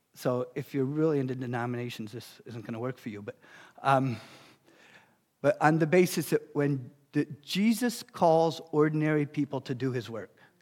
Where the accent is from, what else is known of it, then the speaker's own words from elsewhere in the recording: New York City, New York, United States; So, I grew up in Brooklyn, New York